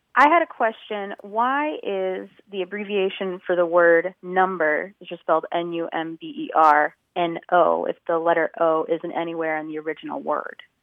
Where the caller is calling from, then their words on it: Indianapolis, Indiana, United States; I'm calling from Indianapolis